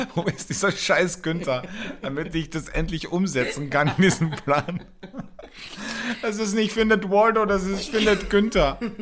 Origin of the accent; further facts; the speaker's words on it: Wörthersee, Carinthia, Austria; now in Germany; da, wo ich aufgewachsen bin, am Wörthersee, in einem Tourismusgebiet